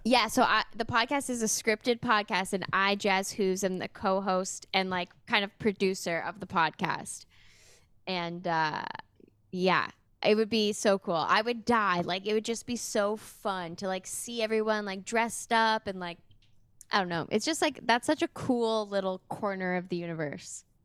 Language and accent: English; Sudbury, Ontario, Canada; also born or lived in Toronto; now in Windsor, Canada; I'm from Sudbury